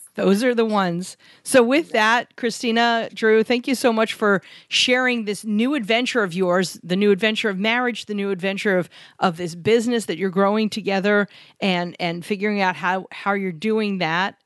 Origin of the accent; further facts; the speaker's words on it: New York, United States; We grew up in New York